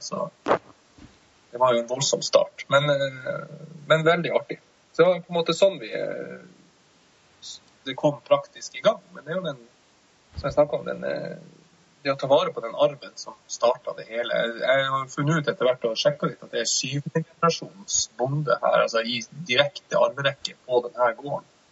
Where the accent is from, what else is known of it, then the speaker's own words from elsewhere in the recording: Tromsø, Troms, Norway; also born or lived in Oslo; både samboeren og jeg kommer fra, fra Tromsø